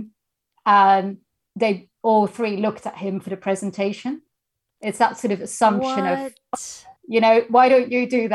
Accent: Netherlands; moved away as an adult; now in United Kingdom; I'm originally from the Netherlands

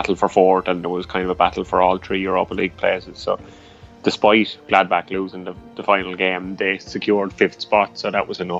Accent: Ireland; accent: Irish; my Irish accent

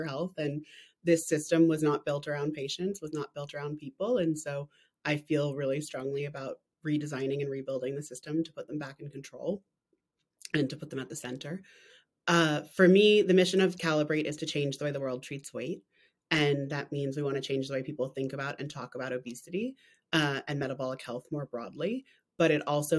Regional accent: New Jersey, United States; moved away as an adult; also born or lived in Hong Kong / London; now in New York, United States; I grew up in New Jersey.

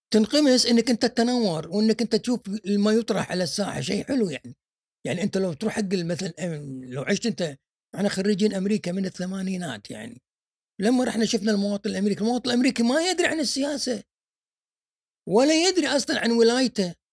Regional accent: Kuwait; كلنا ككويتيين تحت نظره النظاره السوداء مالت صدام حسين

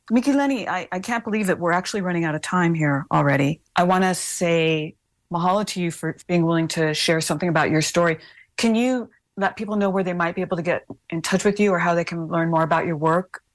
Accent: Hawaii, United States; We are not Native Americans. Anybody listening to this, we're not American. Hawaiians are not American.

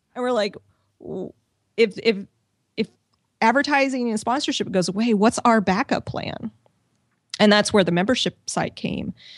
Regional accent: Missouri, United States; moved away as an adult; also born or lived in Washington, D.C. / San Diego; I'm originally from Missouri. I moved to Washington, D C for a job

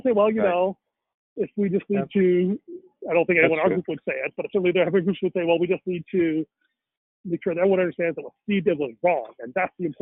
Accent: India; me as a Indian

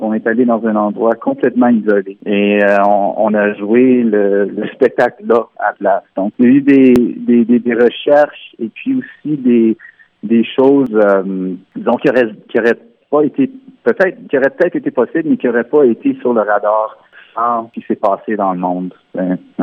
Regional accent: Ontario, Canada; first language French

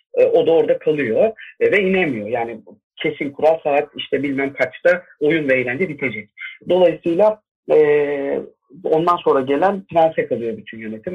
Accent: Bursa, Turkey; moved away as an adult; also born or lived in Ankara; now in Istanbul, Turkey; Bursa'da doğdum. 2006 yılına kadar oradaydım.

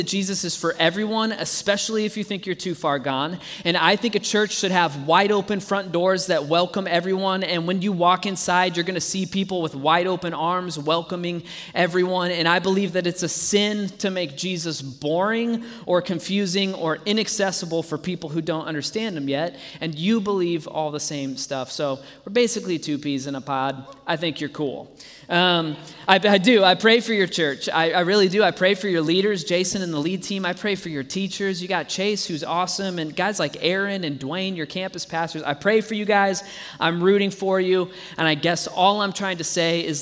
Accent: Dallas, Texas, United States; now in Colorado, United States; I grew up in Dallas, Texas

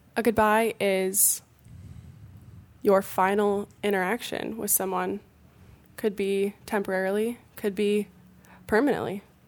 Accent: Illinois, United States; moved away; my hometown back in Illinois

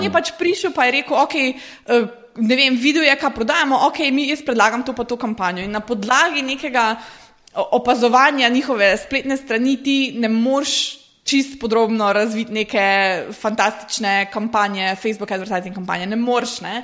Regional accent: Slovenia; prihajam iz Slovenije

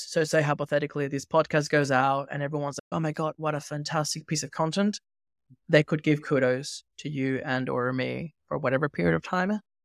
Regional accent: Venezuela; moved away; I grew up in Venezuela

